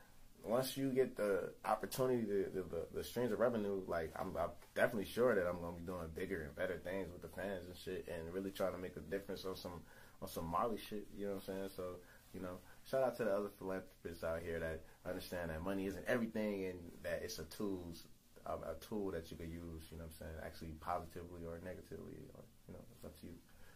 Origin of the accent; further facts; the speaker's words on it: New Orleans, Louisiana, United States; I'm from New Orleans where, you know, it's the Big Easy.